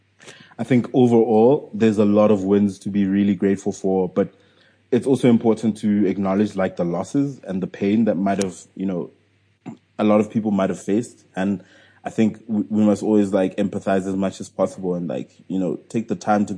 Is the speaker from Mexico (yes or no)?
no; South Africa; I'm still a South African entrepreneur